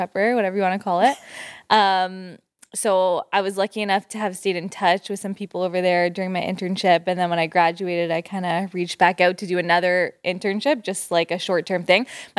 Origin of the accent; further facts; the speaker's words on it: Bolton, Ontario, Canada; So I grew up in Bolton, Caledon area.